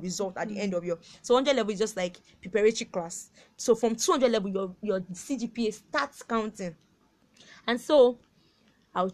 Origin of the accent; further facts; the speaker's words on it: Kwara, Nigeria; I'm from Kwara State